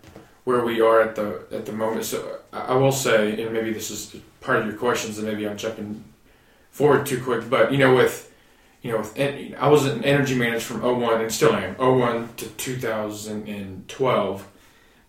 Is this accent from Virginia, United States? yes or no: no; Dallas, Texas, United States; I grew up in Dallas, great parents, you know, went to Texas Tech